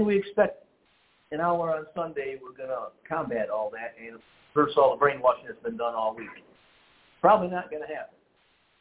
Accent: Detroit, Michigan, United States; We're from Detroit

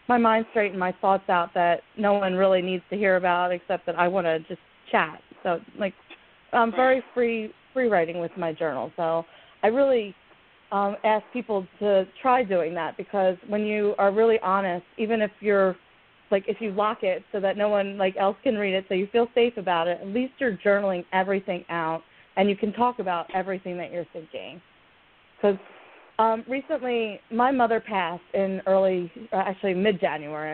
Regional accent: Pennsylvania, United States; I'm from Pennsylvania

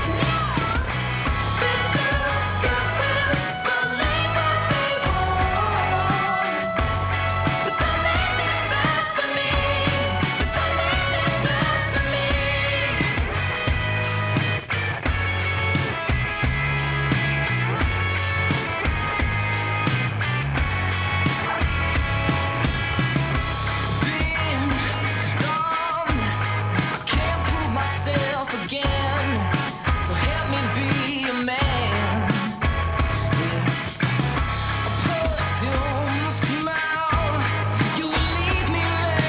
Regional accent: Midwest, United States; I'm from the Midwest

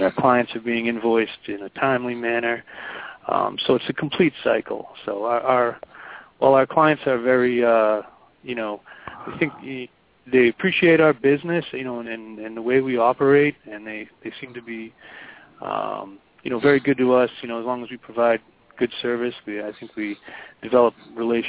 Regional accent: Boston, Massachusetts, United States; I'm born and raised in Boston

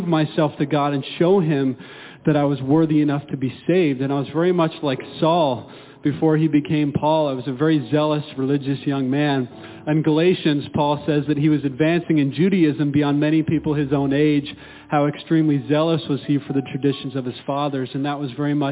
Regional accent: Indiana, United States; now in Florida, United States; I grew up in the state of Indiana

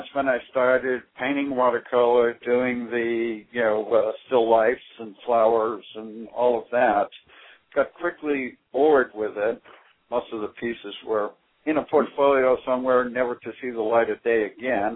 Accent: Boston, Massachusetts, United States; I was raised around the Boston area

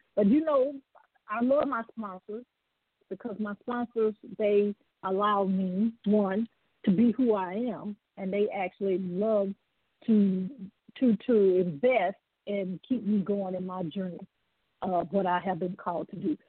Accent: the South, United States; I'm from the South

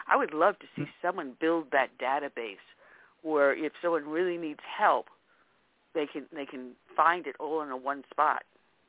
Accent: Westbury, New York, United States; moved away; also born or lived in Brentwood, New York; we moved from Brentwood over into Westbury, and I graduated out of Westbury

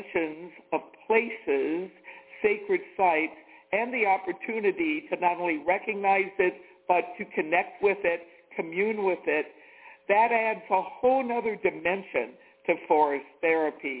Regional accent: the South, United States; moved away; I'm from the South

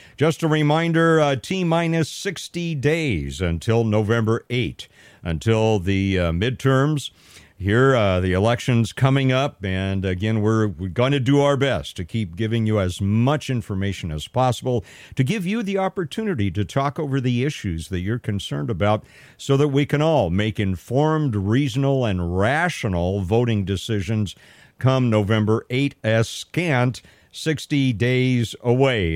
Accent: Pasadena, California, United States; moved away; my days growing up in Southern California and Pasadena, as, uh, as a youngster

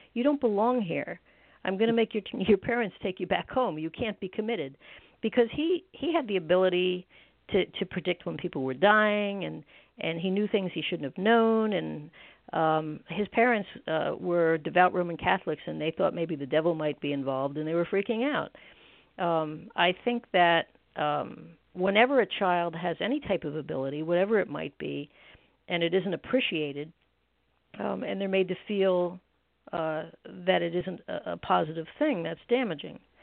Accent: New Jersey, United States; I grew up in beautiful New Jersey, where I still live

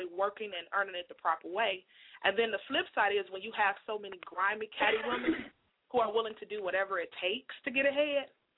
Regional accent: Chicago, Illinois, United States; I'm from Chicago, born and raised

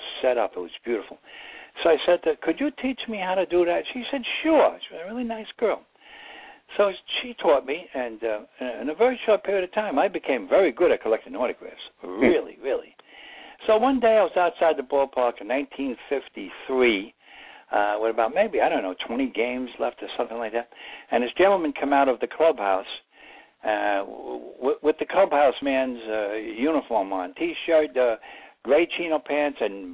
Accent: New York City, New York, United States; I grew up in the Bronx, and I went to parochial school

